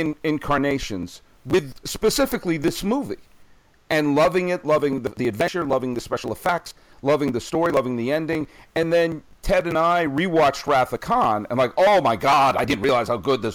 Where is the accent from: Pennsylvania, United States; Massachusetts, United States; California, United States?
Massachusetts, United States; Weston; We grew up in Weston, which is out near Wayland and Waltham